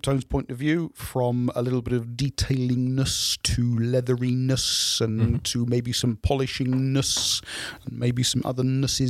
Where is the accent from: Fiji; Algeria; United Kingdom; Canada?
United Kingdom; Suffolk, East of England; But that's because I'm from Suffolk.